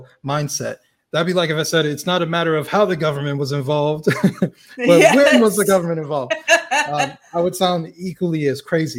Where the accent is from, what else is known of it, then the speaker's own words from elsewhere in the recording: United States; well, I say American because I'm American